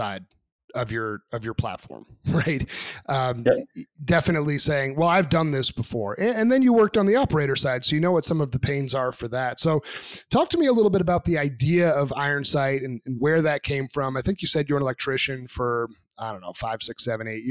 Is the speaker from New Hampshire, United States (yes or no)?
yes; New Hampshire, United States; I'm actually from New Hampshire. So I grew up just a little bit south of the Canadian border onto Quebec.